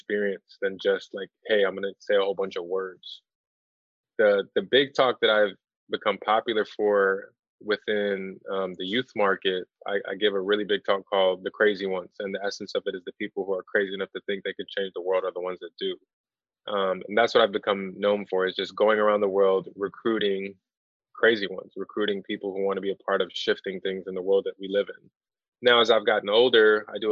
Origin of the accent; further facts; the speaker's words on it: Chicago, Illinois, United States; now in Los Angeles, United States; born and raised in Chicago